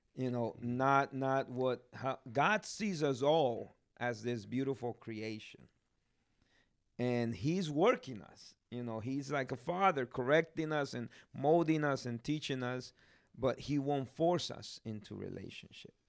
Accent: Guatemala; moved away; I'm from Guatemala. I'm blessed to, to be there, uh, be born there.

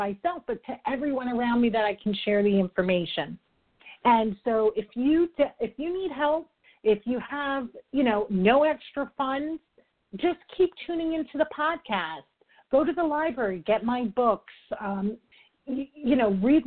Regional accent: New York, United States; I'm a New Yorker, I talk fast

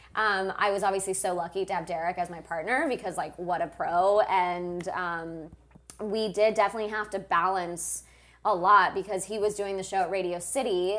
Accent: Moscow, Russia; moved away; I was born in Moscow

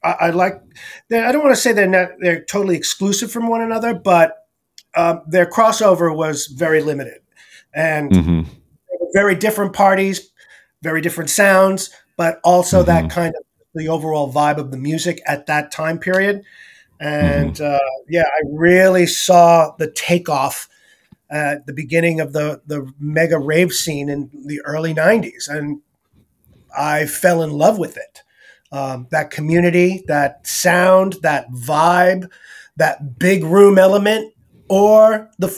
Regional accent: New York City, New York, United States; moved away as an adult; also born or lived in Bensonhurst, Brooklyn; now in San Francisco Bay Area, United States; So I'm originally from Brooklyn, New York.

